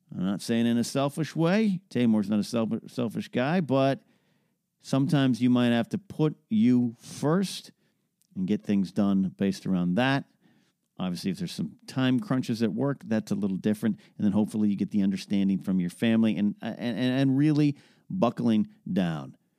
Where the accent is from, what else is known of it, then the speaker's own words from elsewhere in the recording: Arroyo Grande, California, United States; moved away; also born or lived in Orange County, California; my hometown of Arroyo Grande, California